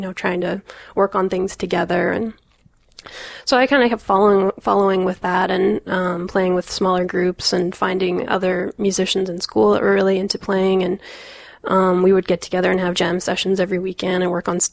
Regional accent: Calgary, Alberta, Canada; I grew up in Calgary in Canada

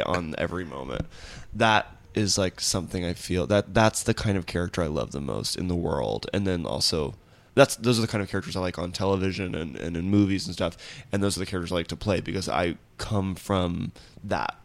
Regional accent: Nashville, Tennessee, United States; I grew up in Nashville

